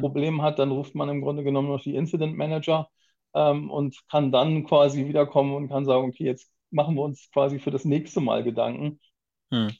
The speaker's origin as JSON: {"language": "German", "region": "Hamburg", "country": "Germany", "tie": "born or raised there", "said": "Ganz klassisch komme ich nicht aus Japan, aus Hamburg tatsächlich. Ich bin Hamburger Urgestein"}